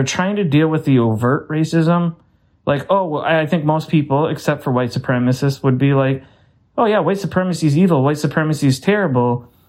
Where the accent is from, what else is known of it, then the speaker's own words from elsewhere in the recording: Saint Paul, Minnesota, United States; instead of saying I'm from St. Paul, people take pride to say I'm from this time. And like for me, you know, I say I'm from Dayton's Bluff